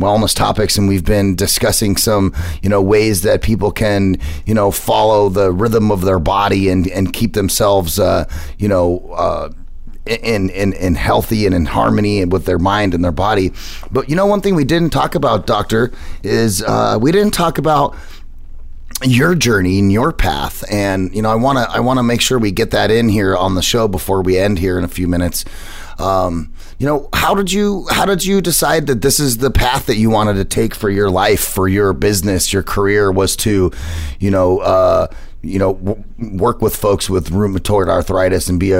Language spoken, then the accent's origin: English; United States; as American as I am